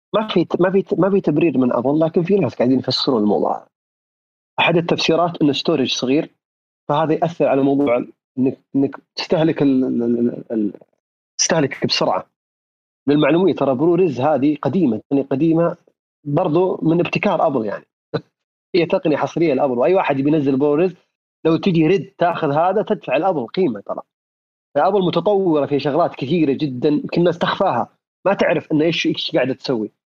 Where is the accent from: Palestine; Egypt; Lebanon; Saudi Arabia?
Saudi Arabia; عندنا في السعوديه